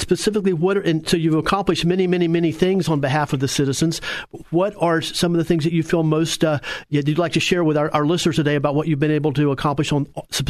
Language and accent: English; Orange County, Florida, United States; moved away; as a speaking of a citizen resident of Orange County and somebody who was, you know, born and raised in Orange County, moved away for a while, but, you know, I'm back, of course, now